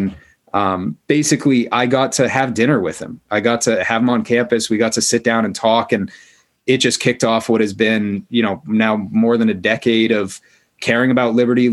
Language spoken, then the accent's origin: English; Maine, United States; I grew up in Maine